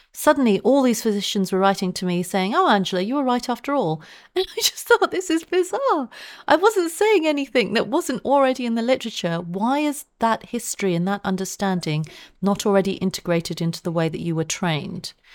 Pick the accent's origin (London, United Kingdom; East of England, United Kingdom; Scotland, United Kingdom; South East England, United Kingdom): London, United Kingdom; I grew up in Southeast London at a time when the B N P was active